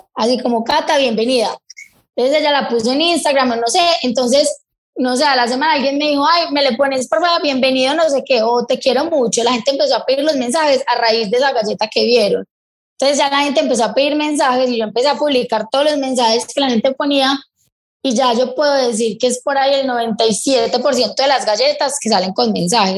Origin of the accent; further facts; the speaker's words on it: Medellín, Antioquia, Colombia; yo soy de acá de Medellín